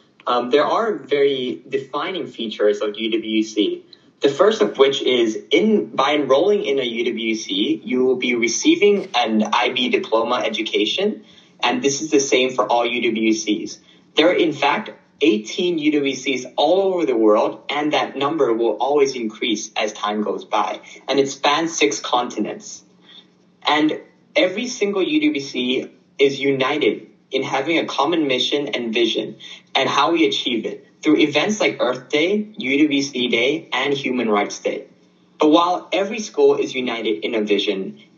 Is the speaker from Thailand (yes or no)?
yes; Thailand; moved away; also born or lived in Japan; I am from Thailand